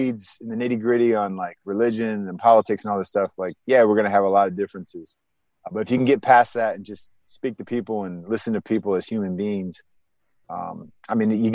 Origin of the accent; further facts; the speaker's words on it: Bay Area, California, United States; moved away as an adult; also born or lived in San Diego / Los Angeles; I was from the Bay Area, grew up there